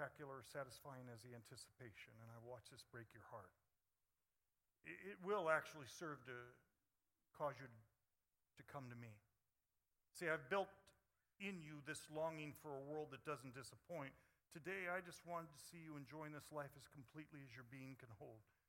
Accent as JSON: {"language": "English", "town": "Upland", "region": "California", "country": "United States", "tie": "born or raised there", "also_born_or_lived": "Phoenix, Arizona", "moved": "yes", "said": "I grew up in Upland, California, where we hitchhiked from that day, Dave Barrows and I. It was a pretty idyllic childhood"}